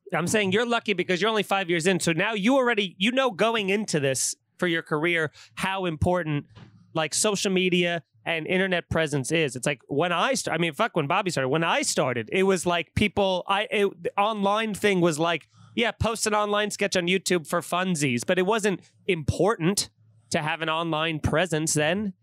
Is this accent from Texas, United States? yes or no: no; Long Island, New York, United States; growing up in Long Island